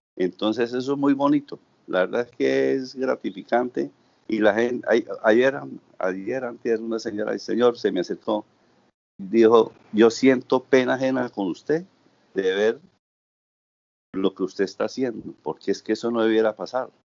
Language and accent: Spanish; Bucaramanga, Santander, Colombia; moved away as an adult; also born or lived in Suaita, Santander / Cartagena; now in Santa Marta, Colombia; mi origen es santanderiano de Suaita, Santander. Me estudié en la ciudad de Bucaramanga